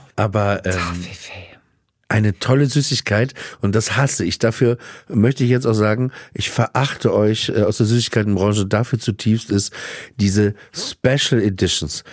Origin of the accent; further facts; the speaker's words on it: Papenburg, Lower Saxony, Germany; als Kind in Papenburg